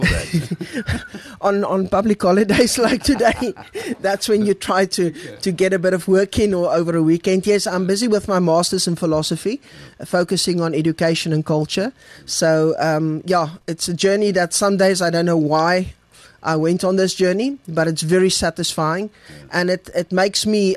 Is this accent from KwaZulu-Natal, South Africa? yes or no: no; Bloemfontein, Free State, South Africa; moved away as an adult; also born or lived in Kroonstad / Viljoenskroon; I'm born and bred in the Free State. Um, coming, born in Bloemfontein, school there, university there